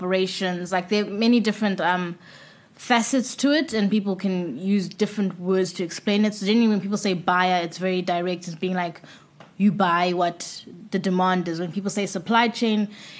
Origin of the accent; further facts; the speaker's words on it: Bulawayo, Zimbabwe; moved away as an adult; also born or lived in Cape Town, South Africa; So I'm from Bulawayo in Zimbabwe. Basically, I say I grew up there because my formative years were in Bulawayo